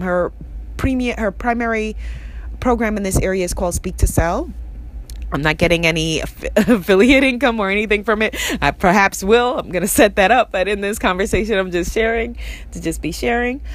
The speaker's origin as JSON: {"language": "English", "town": "New York City", "region": "New York", "country": "United States", "tie": "born or raised there", "said": "I grew up in Queens, New York"}